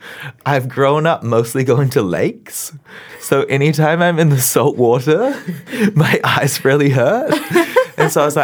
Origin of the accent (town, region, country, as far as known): Tauranga, Bay of Plenty, New Zealand; born or raised there